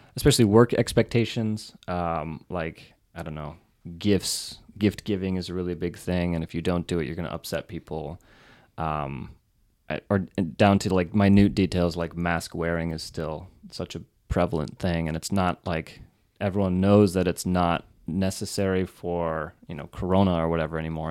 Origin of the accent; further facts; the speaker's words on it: Reno, Nevada, United States; moved away; From Reno, Nevada.